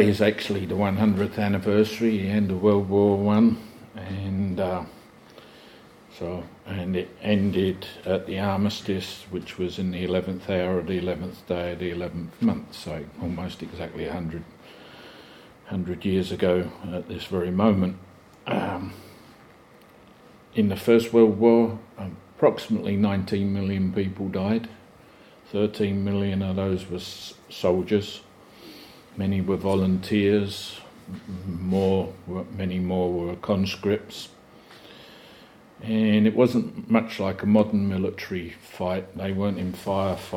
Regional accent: England, United Kingdom; as an Englishman

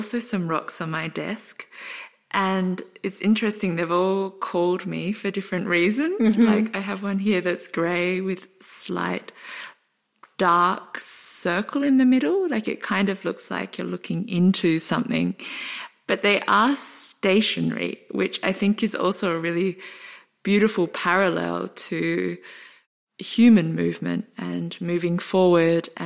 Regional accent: Australia; We're both Australian

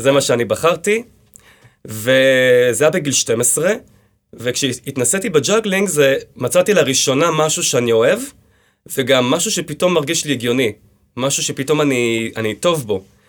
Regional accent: Hadera, Haifa District, Israel; also born or lived in Kfar HaHoresh / Pardes Hanna; אני נולדתי בחדרה, כן. בגיל אה, ארבע אה, עברנו לגור בקיבוץ כפר חורש

